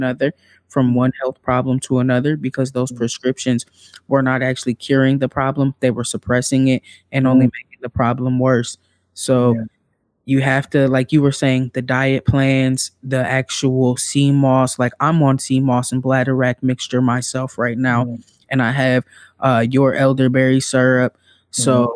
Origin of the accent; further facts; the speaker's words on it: Midwest, United States; I'm from the Midwest